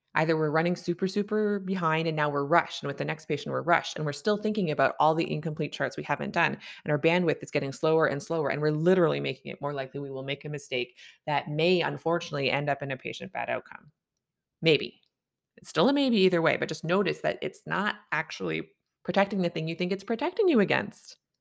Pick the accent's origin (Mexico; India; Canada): Canada; I'm a Canadian family physician